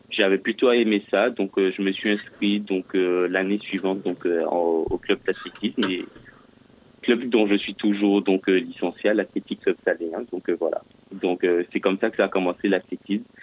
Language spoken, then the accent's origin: French; Martinique; Alors effectivement, donc je suis originaire de, de la Martinique euh, spécialement.